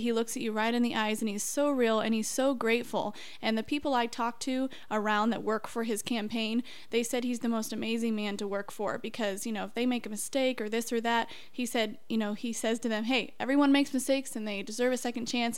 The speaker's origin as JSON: {"language": "English", "town": "Peru", "region": "Indiana", "country": "United States", "tie": "born or raised there", "also_born_or_lived": "Cicero, Indiana", "said": "I grew up in Peru, Indiana"}